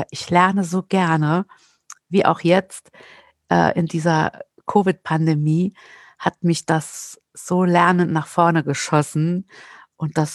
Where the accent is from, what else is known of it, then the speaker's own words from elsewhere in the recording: Saarland, Germany; ich bin ja Saarländerin und wer Saarländer kennt, weiß, dass die gerne campen, zelten und nach Südfrankreich fahren.